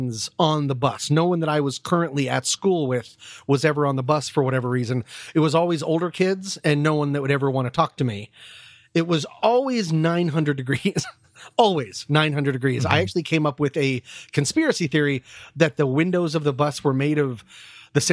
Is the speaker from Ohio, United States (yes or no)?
no; Vienna, Virginia, United States; growing up in Vienna, Virginia, I went to a private elementary school